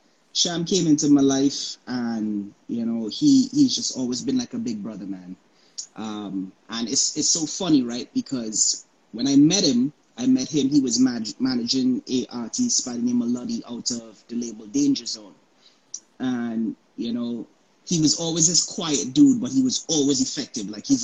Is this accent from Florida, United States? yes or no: yes; Florida, United States; also born or lived in Antigua; I was born in Antigua, but I lived in Florida.